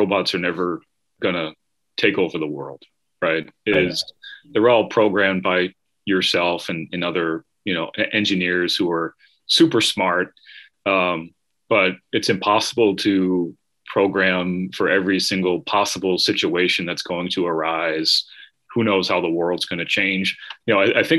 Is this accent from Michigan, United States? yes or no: no; Massachusetts, United States; I'm from Massachusetts. There's a big highway here called the Mass Pike